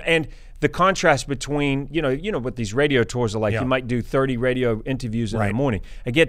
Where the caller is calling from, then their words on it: Los Angeles, California, United States; And, you know, I'm calling from the other coast, right? Yeah. I'm calling from Los Angeles.